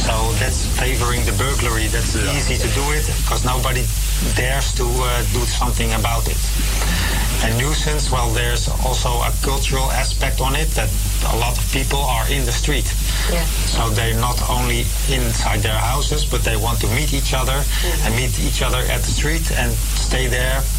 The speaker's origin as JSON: {"language": "English", "town": "Amsterdam", "region": "North Holland", "country": "Netherlands", "said": "So I'm from Amsterdamse Poort, but there is one at Venserpolder, there is one at uh, the FD-buurt."}